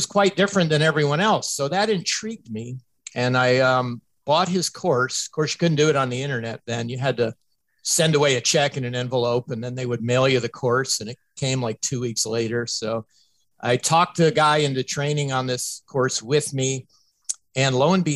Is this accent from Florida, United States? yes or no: yes; Tampa, Florida, United States; my hometown team, the Tampa Bay Buccaneers